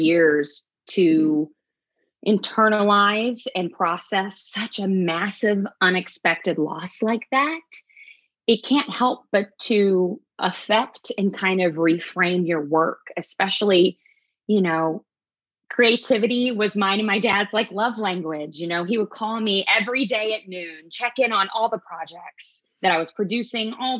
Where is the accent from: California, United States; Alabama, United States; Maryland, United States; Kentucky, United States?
Kentucky, United States; Louisville; I was born and raised in Louisville, Kentucky